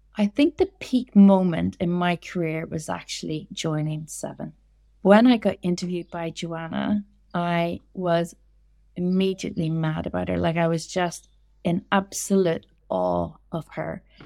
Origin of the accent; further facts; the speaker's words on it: Northern Ireland, United Kingdom; moved away as an adult; also born or lived in London / Portugal; I was born in Northern Ireland, grew up in Northern Ireland, and then I left when I was around twenty-two, and I moved to London